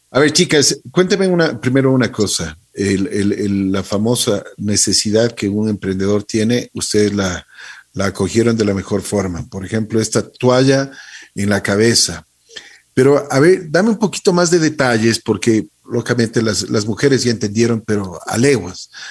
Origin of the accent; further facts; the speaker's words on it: Ecuador; Los ecuatorianos tenemos capacidad